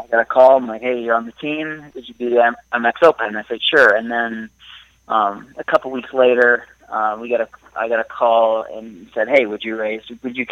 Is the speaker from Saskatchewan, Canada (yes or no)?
no; Ottawa, Ontario, Canada; I'm from Ottawa originally